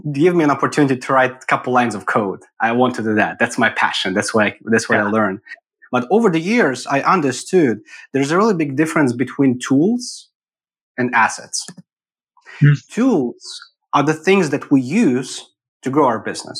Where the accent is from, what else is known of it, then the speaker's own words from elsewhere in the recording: Eastern Ukraine, Ukraine; moved away as an adult; also born or lived in Kyiv, Ukraine; now in Austin, United States; Born and raised in Ukraine, in the eastern part of it